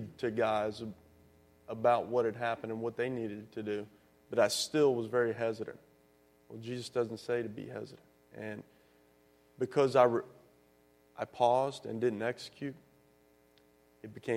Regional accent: the South, United States; growing up in the South

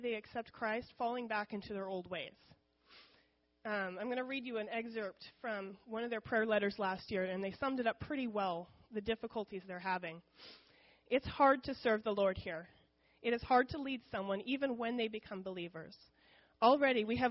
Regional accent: United States; first language English; I am very experienced in speaking English. The benefits of growing up in America

